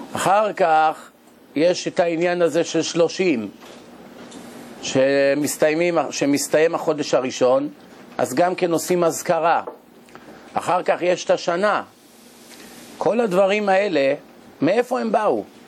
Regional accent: Israel; אנחנו ישראלים

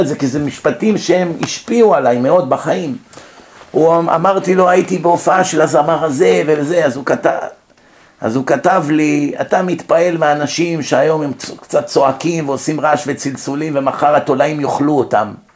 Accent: Israel; born or raised there; moved away as an adult; also born or lived in United States

